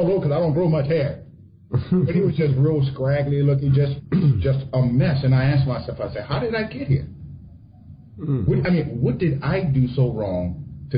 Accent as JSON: {"language": "English", "region": "South Louisiana", "country": "United States", "tie": "born or raised there", "said": "I didn't grow up in Mississippi. My family did. I grew up in Louisiana"}